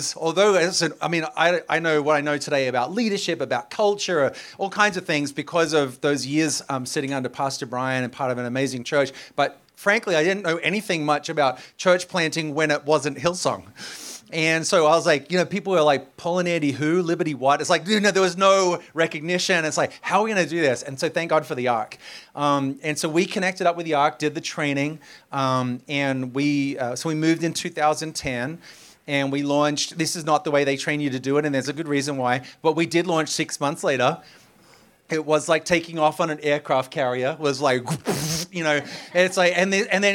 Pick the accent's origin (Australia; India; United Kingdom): Australia; moved away as an adult; also born or lived in Sydney, Australia; now in New York, United States; I'm Australian.